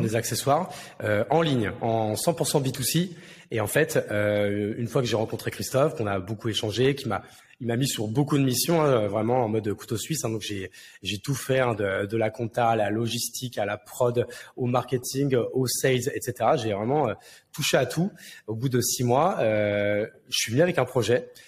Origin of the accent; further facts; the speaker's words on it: Marne, Champagne-Ardenne, Grand Est, France; moved away as an adult; also born or lived in Paris; now in Bordeaux, France; de base, je suis né à Paris, mais j'ai vécu toute mon enfance et adolescence euh, dans la Marne, à la campagne, donc du coup en, Champagne-Ardenne